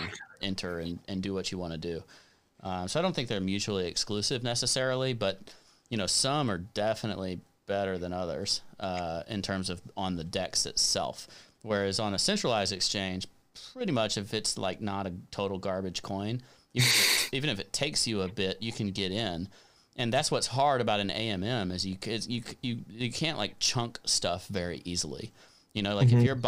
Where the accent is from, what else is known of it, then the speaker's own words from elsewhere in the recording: United States; as an American